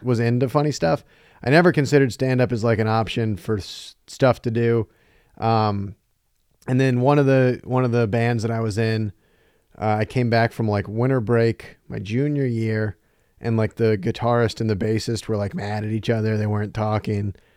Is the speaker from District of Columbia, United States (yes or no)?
no; North Carolina, United States; moved away as an adult; now in Chicago, United States; I'm from North Carolina originally